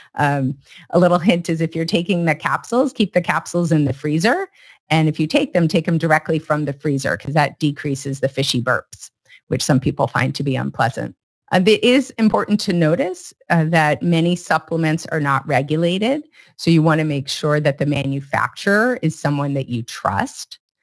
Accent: Iowa, United States; now in California, United States; I grew up in Iowa

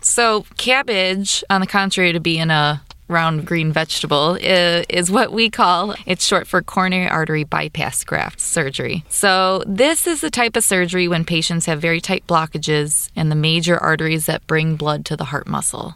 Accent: Kankakee area, Illinois, United States; also born or lived in Chicago, Illinois; I was born and raised in the Kinki area, so locally I attended and graduated from Bishop McNamara

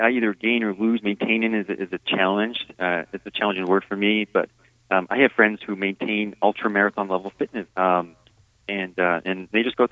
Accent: East Coast, United States; moved away; I grew up in the East Coast

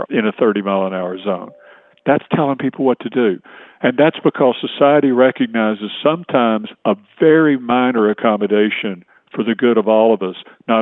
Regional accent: East Tennessee, United States; moved away as an adult; also born or lived in Atlanta, Georgia / Washington, D.C.; now in Virginia, United States; I was born and raised in East Tennessee, grew up in a small town.

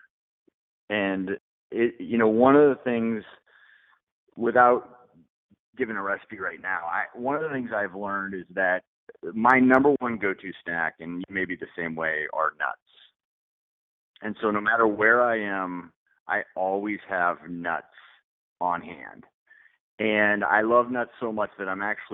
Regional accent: Colorado, United States; also born or lived in Nashville, Tennessee; I'm a Colorado kid, so I was born in Colorado

